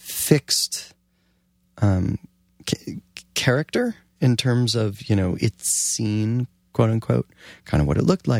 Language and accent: English; Cleveland, Ohio, United States; Growing up in Cleveland, and I think you'll vouch for this, we took what we could get.